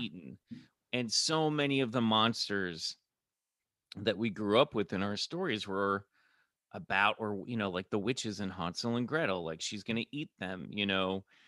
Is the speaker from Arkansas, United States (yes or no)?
no; Kansas City, Missouri, United States; also born or lived in Colorado / Minnesota; I grew up in Kansas City, but I was born in Colorado, then mo-, my family moved to Minnesota